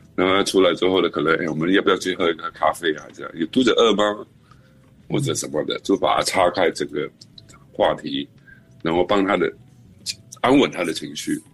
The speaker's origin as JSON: {"language": "Chinese", "country": "Singapore", "said": "可能我们新加坡人是这样子，比较有礼貌"}